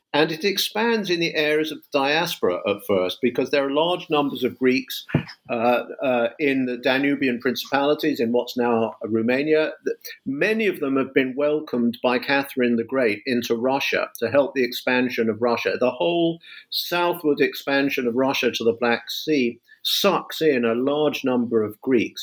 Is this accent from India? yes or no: no; London, United Kingdom; moved away as an adult; now in United States; I teach in the US, but I'm a Brit. I'm from London